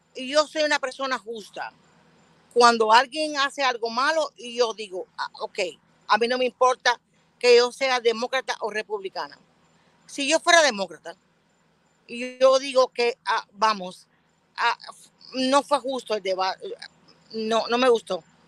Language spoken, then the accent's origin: Spanish; United States; yo me crié acá en Estados Unidos. tuve la oportunidad de niña de llegar